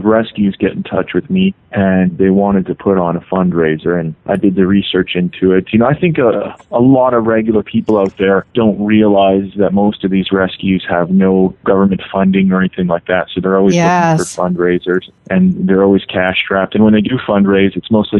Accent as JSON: {"language": "English", "country": "Canada", "moved": "yes", "said": "I'm from Canada originally"}